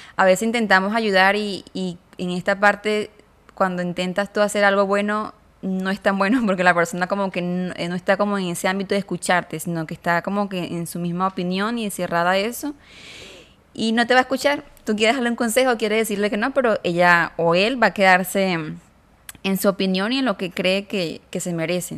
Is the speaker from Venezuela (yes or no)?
yes; Venezuela; moved away as an adult; now in Mexico; yo soy de Venezuela, me vine para acá, para México